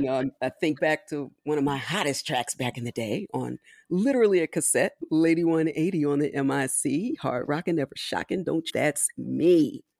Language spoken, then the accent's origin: English; Philadelphia, Pennsylvania, United States; also born or lived in Washington, D.C.; I was technically born in D C, but I grew up in Philadelphia, Pennsylvania